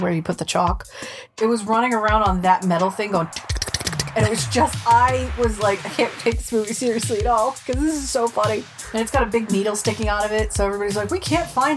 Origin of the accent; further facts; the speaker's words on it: New England, United States; Growing up in New England